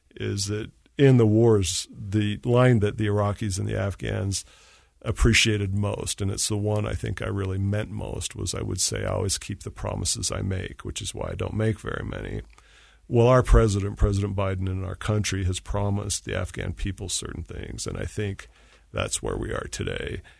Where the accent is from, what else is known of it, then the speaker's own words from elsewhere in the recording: Utah, United States; moved away as an adult; I wanted to get back west. I missed Utah. I'm from Utah.